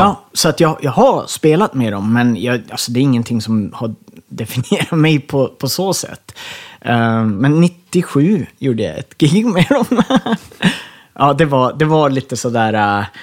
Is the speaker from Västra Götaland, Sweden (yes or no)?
no; Ersmark, Västerbotten County, Sweden; moved away as an adult; also born or lived in Skellefteå; Jag är född i Skellefteå på lasarettet där, men jag växte upp i Ersmark i Kågedalen